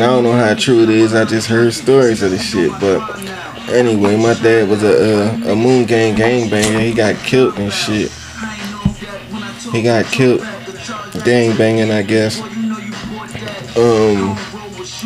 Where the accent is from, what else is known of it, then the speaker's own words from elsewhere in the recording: Philadelphia, Pennsylvania, United States; Where I'm from Philly. It ain't no gangs there